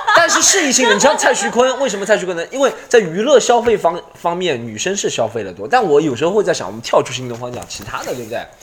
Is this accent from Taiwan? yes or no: no; China; 我们中国人